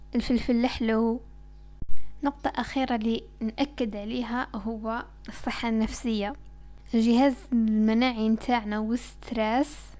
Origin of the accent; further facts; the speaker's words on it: Algeria; أنا كمواطن جزائري بسيط